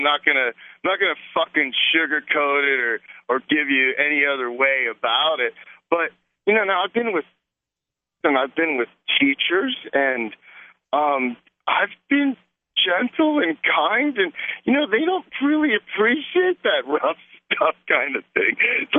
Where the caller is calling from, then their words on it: Arizona, United States; Yeah, that's freezing. I'm in Arizona.